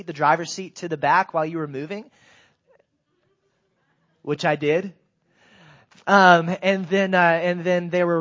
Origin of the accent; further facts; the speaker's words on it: Greensboro, North Carolina, United States; I grew up in Greensboro, North Carolina.